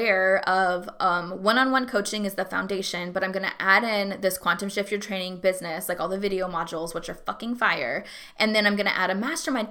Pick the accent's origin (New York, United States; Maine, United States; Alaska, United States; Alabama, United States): Alaska, United States; moved away as an adult; also born or lived in San Antonio, Texas / Hawaii / Atlanta, Georgia; now in Texas, United States; I grew up in Alaska. I was in San Antonio when I was really young.